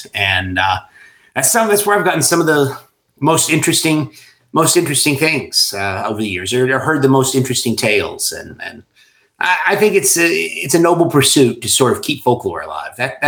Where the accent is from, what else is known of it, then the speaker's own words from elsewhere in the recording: Somerset, Kentucky, United States; this is where I grew up, you know, born and raised right in the heart of this